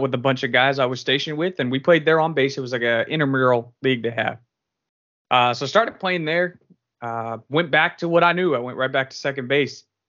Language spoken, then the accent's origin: English; California, United States; moved away; also born or lived in Boston; I'm from California originally